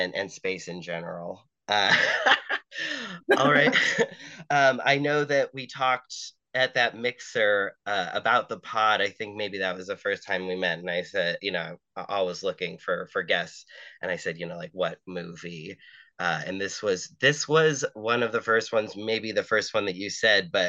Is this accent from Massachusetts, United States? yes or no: yes; Massachusetts, United States; moved away; also born or lived in New York; my home state of Massachusetts